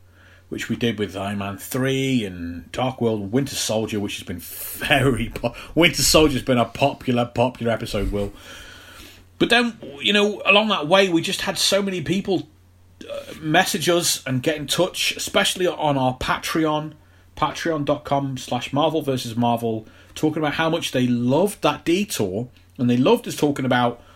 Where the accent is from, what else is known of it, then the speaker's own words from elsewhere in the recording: United Kingdom; being British